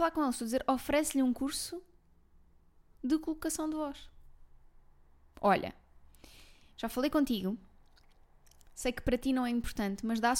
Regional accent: Malveira, Lisbon, Portugal; Que eu sou da Malveira.

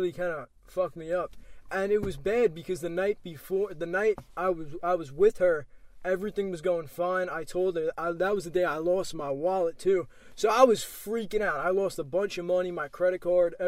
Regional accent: Lake Grove, New York, United States; I grew up in Lake Grove with my parents.

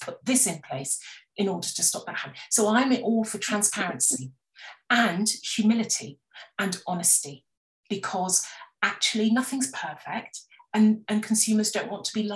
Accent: West Country, South West England, United Kingdom; I grew up in the West Country, and you ate what was in season

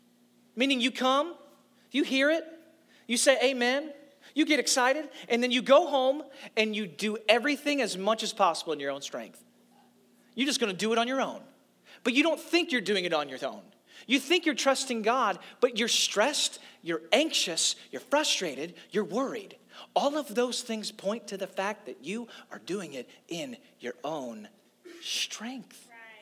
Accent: St. Louis, Missouri, United States; also born or lived in Nashville / Orlando; I grew up in church in St. Louis and then Nashville and then Orlando, and now here.

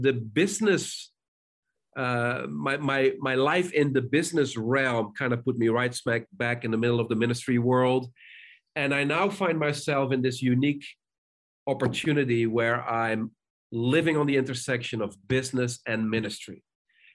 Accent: Netherlands; moved away; also born or lived in South Africa; I grew up in the Netherlands

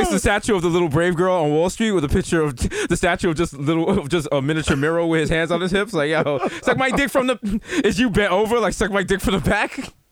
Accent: Bronx, New York, United States; Growing up in the Bronx, we saw oppression. We were treated bad by NYPD.

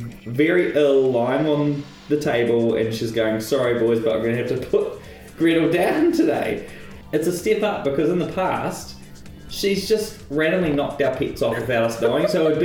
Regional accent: New Zealand; The Boil Up Podcast, it celebrates all the things that make us special for being Kiwi, our land, our people, our culture

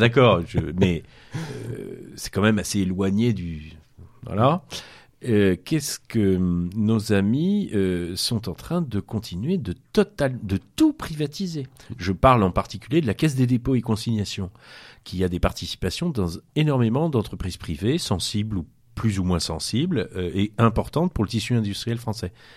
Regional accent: Brittany, France; On est breton

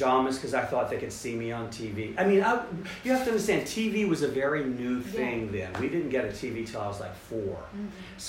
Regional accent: North Carolina, United States; moved away; also born or lived in Richmond, Virginia; I had been born in Richmond mm-hmm. and grown up in North Carolina

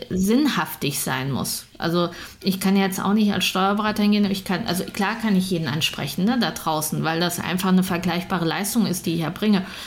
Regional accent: Münster, North Rhine-Westphalia, Germany; ich komme aus Münster

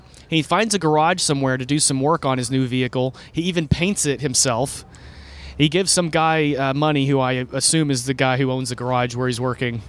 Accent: Texas, United States; Dude, I'm from Texas.

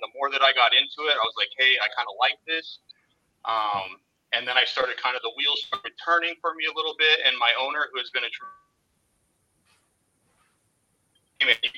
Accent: Arizona, United States; moved away as an adult; now in Southwest Florida, United States; I'm originally from Arizona, and I had moved down here to Southwest Florida about 3 years ago

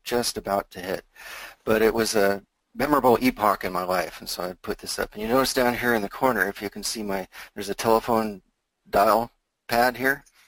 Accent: Seattle, Washington, United States; I was born in Seattle. I uh, lived here all my life

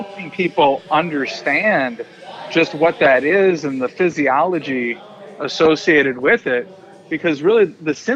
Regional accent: Minnesota, United States; moved away; I'm from Minnesota.

